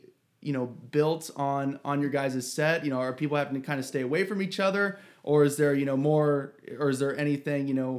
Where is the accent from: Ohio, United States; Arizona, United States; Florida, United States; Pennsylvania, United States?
Ohio, United States; I'm from Ohio